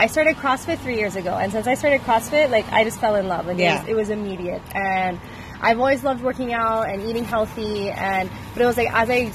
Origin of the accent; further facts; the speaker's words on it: Dallas, Texas, United States; moved away; I'm actually from Dallas